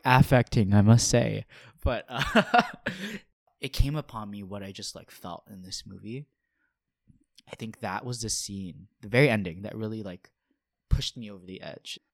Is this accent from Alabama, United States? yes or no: no; Honolulu, Hawaii, United States; now in Philadelphia, United States; I'm originally from Honolulu, Hawaii